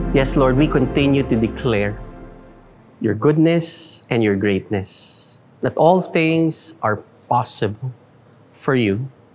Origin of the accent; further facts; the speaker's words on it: Philippines; We will do what we need to do as Filipino citizens